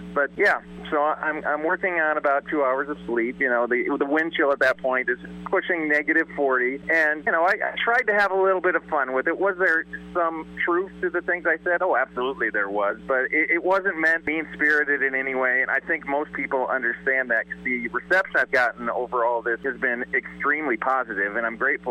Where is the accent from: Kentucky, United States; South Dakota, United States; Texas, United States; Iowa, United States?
Iowa, United States; Dike; I grew up in Dyke, graduated from Dyke, New Hartford in 1995